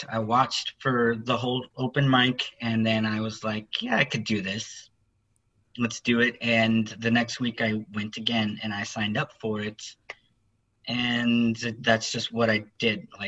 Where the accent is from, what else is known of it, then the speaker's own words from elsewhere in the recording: Austin, Texas, United States; Uh, here in Austin.